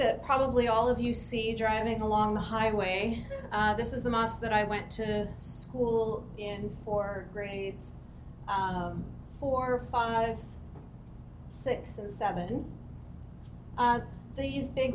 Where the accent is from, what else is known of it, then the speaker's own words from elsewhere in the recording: White Rock, British Columbia, Canada; conservative Muslims like my family was growing up in Canada